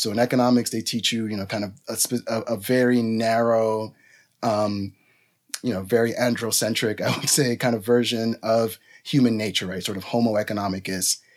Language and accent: English; New York City, New York, United States; also born or lived in Dominican Republic; my family is from the Dominican Republic. I grew up in New York City, you know, working class New Yorker